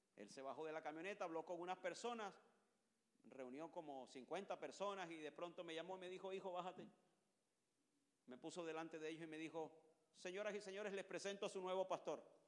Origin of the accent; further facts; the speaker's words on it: Colombia; Yo no soy gringo, yo soy colombiano.